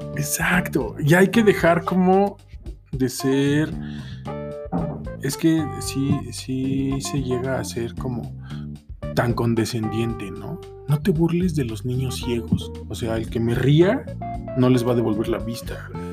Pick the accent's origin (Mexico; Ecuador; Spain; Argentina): Mexico; soy mexicano